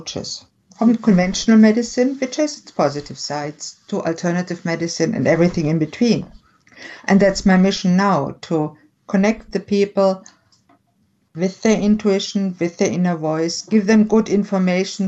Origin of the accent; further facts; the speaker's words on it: Germany; I was born and raised in Germany